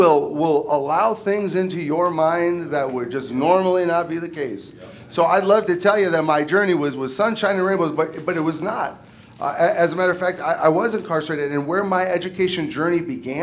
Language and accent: English; Michigan, United States; I was born and raised in Michigan